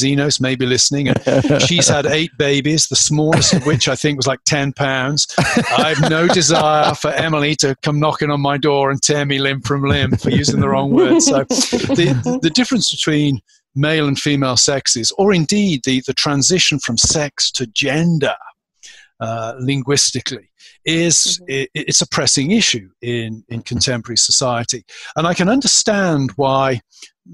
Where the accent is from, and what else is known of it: United Kingdom; born or raised there; moved away as an adult; now in United States